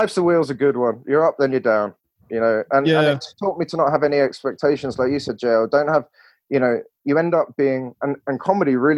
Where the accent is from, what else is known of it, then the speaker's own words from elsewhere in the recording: England, United Kingdom; accent: English; moved away as an adult; also born or lived in Barcelona, Spain / Washington, DC, United States; wasn't allowed to use my language skills like humor, sarcasm, nuance, all of that sort of stuff in the way that I used to in England